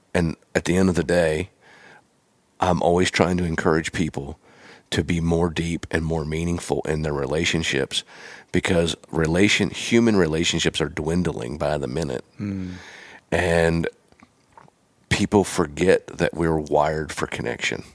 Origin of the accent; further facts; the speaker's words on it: Pennsylvania, United States; moved away; I'm from Pennsylvania originally